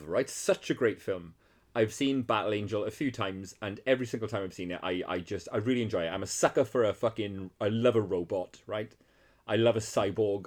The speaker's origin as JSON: {"language": "English", "region": "Wales", "country": "United Kingdom", "said": "I'm from fucking Wales"}